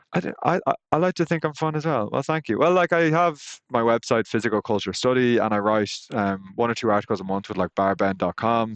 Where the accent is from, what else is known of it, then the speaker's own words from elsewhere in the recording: Ireland; I'm Irish